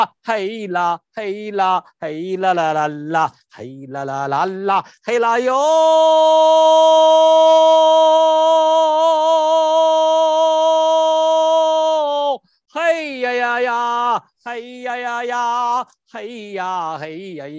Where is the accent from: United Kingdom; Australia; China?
China; English is a second language; moved away; I'm an MD from China and a doctor of traditional Chinese medicine